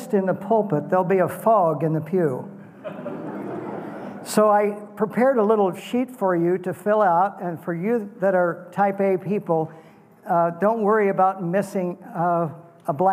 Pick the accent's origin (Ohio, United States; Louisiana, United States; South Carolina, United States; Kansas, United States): Kansas, United States; as a boy growing up in Kansas